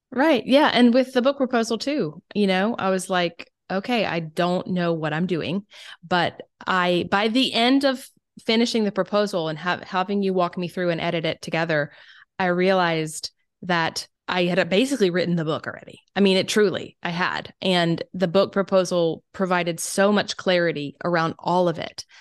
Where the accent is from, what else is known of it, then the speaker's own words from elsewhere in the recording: South Carolina, United States; accent: Southern; moved away; also born or lived in Germany; I am from South Carolina